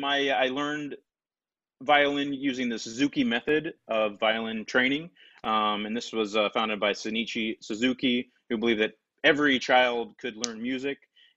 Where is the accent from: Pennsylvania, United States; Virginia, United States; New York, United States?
Pennsylvania, United States; York; I grew up in York, Pennsylvania.